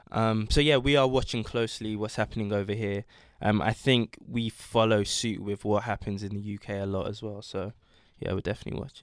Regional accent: London, United Kingdom; I was born in London, but both my parents are from Ghana

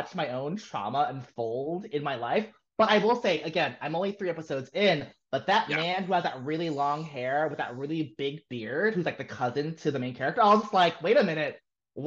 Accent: Los Angeles, California, United States; I'm from Koreatown, right? Like I am literally from where they're filming

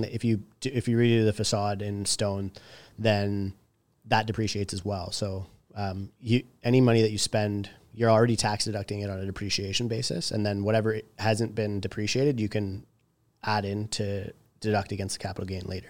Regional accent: a small town north of Toronto, Ontario, Canada; I come from a small town north of Toronto and like all my friends in my hometown are from, or uh, work in the trades

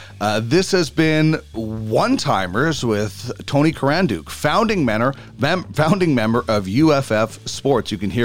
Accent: Canada; Trailer Park Boys was it's almost part of us, isn't it, as Canadians?

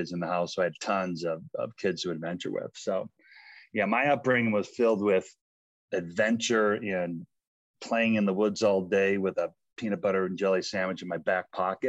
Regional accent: North Tonawanda, New York, United States; moved away as an adult; now in Boulder, United States; I grew up in North Tonawanda, New York. It's outside of Buffalo, right in between Buffalo and Niagara Falls.

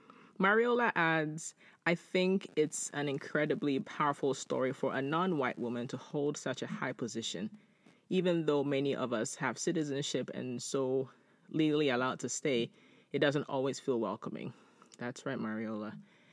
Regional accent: Nigeria; moved away; As an immigrant, I was looked down at by my fellow blacks as an inferior because I was from Nigeria.

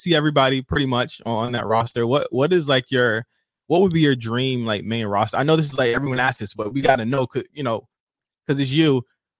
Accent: Virginia, United States; now in Los Angeles, United States; I'm from Virginia, but I live in LA.

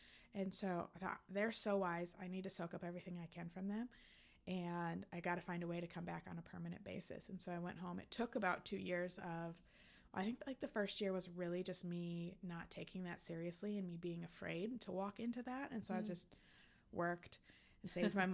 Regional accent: Fort Myers, Florida, United States; also born or lived in Wisconsin; now in Chicago, United States; So I ended up staying in Fort Myers, which is my hometown

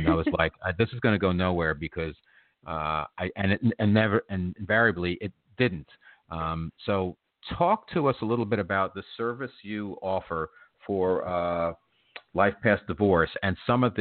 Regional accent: New Jersey, United States; now in New York City, United States; I grew up in New Jersey, and I live in New York City now

